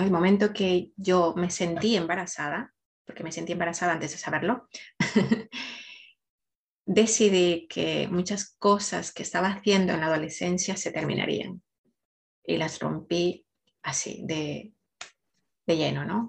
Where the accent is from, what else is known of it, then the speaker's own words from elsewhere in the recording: Ecuador; now in Spain; nací en Ecuador, pero vivo ya hace mucho tiempo en España